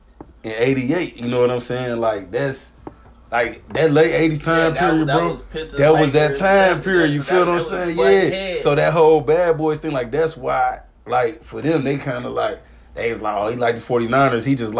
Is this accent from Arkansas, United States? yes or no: yes; Pine Bluff, Arkansas, United States; I'm originally from Pine Bluff, Arkansas.